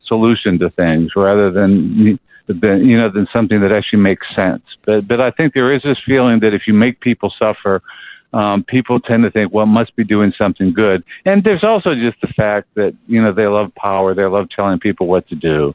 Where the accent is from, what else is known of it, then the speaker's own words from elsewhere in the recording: Pittsburgh, Pennsylvania, United States; I grew up in Highland Park